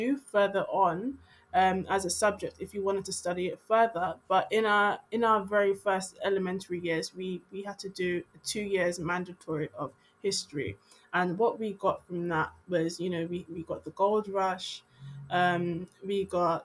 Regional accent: London, United Kingdom; born or raised there

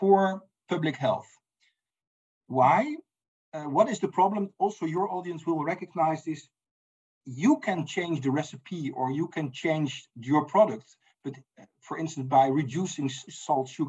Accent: Netherlands; I'm from the Netherlands

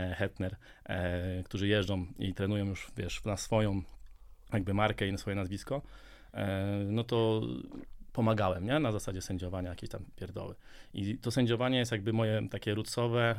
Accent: Częstochowa, Silesian Voivodeship, Poland; jestem z Częstochowy

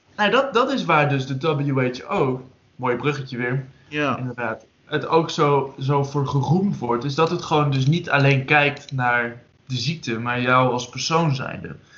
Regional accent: Drenthe, Netherlands; ik kom uit Drenthe

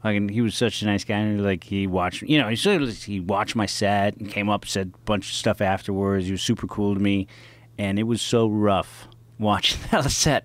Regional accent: San Francisco, California, United States; I'm a kid from the Inner Sunset District

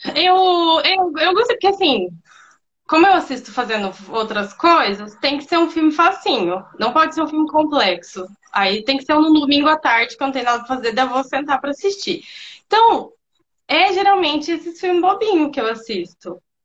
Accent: Londrina, Paraná, Brazil; sou aqui de Londrina

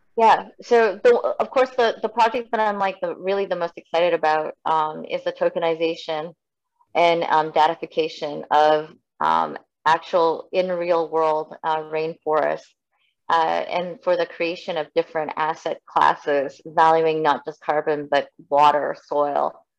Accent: Canada; also born or lived in South Korea / United States

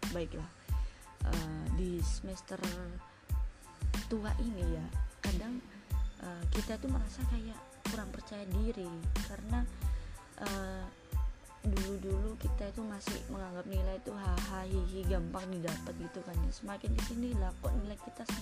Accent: Surabaya, East Java, Indonesia; halo semuanya perkenalan dulu ya pertama-tama … dan aku dari Surabaya status masih mahasiswa semester 7

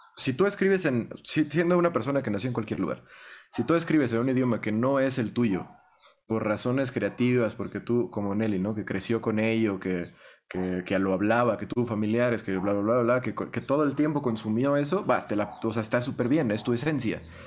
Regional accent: Estado de México, State of Mexico, Mexico; first language Spanish; yo nací en México, yo crecí en México, yo hablo español desde que aprendí a hablar

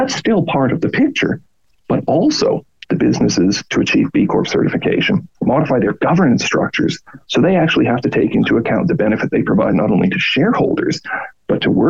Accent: Canada; moved away as an adult; also born or lived in Australia; I'm Canadian, grew up in Canada, live in Canada

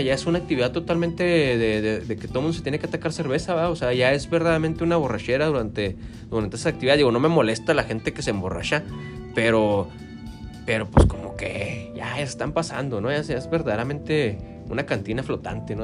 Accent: Santa Bárbara, Mexico; yo originalmente soy del barrio de La Pila

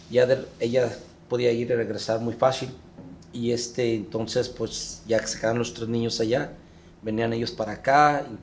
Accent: San Juan de los Lagos, Jalisco, Mexico; also born or lived in Guadalajara / Aguascalientes; now in United States; Yo nací en Guadalajara, pero me crié en San Juan de los Lagos, Jalisco

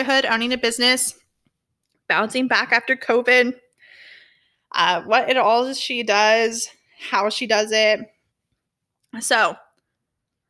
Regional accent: Orange County, California, United States; I'm from California. I grew up in Orange County

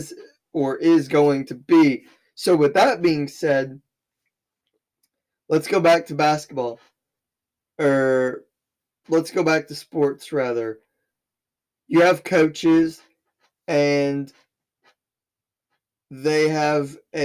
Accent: Southern Illinois, United States; I'm from Southern Illinois. I live in a very small town of 7,000 people

